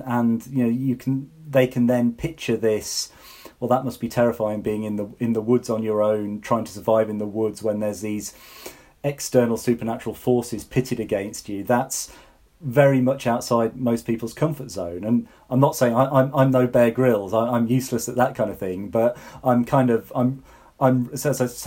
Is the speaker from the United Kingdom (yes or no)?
yes; the Fens, East of England, United Kingdom; I grew up in the Fens